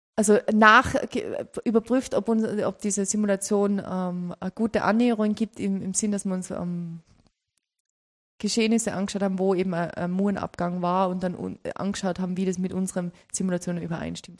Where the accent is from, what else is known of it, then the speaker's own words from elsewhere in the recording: Tyrol, Austria; Ich komme aus Tirol